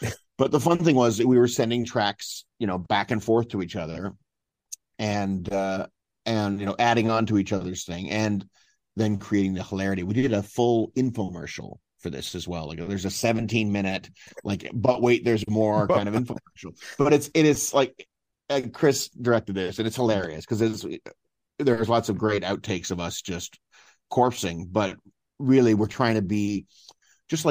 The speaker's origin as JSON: {"language": "English", "region": "Ontario", "country": "Canada", "tie": "born or raised there", "said": "growing up in Ontario"}